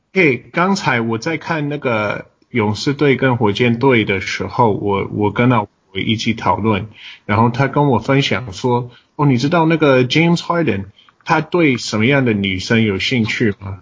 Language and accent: Chinese; United States; Chinese is a second language; 身为美国人的我，不是母鱼者的我